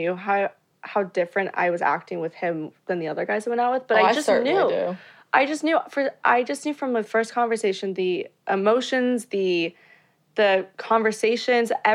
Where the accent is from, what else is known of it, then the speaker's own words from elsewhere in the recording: Florida, United States; now in Los Angeles, United States; I was born in Florida, live